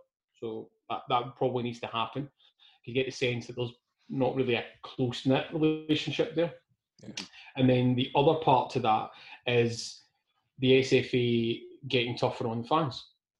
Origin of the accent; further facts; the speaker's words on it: Scotland, United Kingdom; it's still my nation. It's where I was born. I'm a Scot.